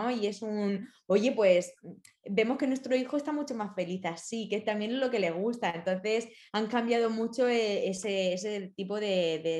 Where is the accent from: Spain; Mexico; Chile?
Spain; me siento muy identificada también en el aspecto familiar, como los españoles somos muy piña muy, muy familiares, muy próximos, muy de preocuparnos